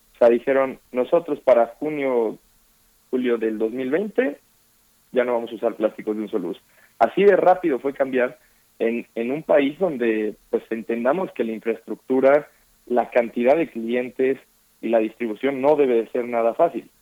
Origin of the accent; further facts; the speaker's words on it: Mexico; como mexicanas y mexicanos